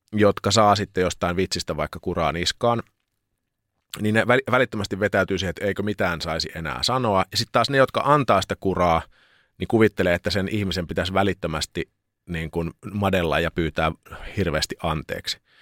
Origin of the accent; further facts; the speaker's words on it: Lappeenranta, South Karelia, Finland; moved away as an adult; kun muutin Lappeenrannasta sitten opiskelemaan